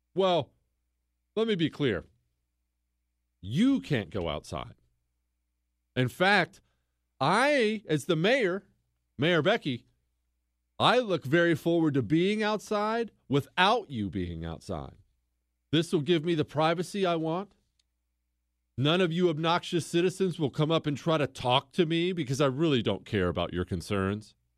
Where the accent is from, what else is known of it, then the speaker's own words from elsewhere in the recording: Bozeman, Montana, United States; now in Houston, United States; I grew up in Bozeman, Montana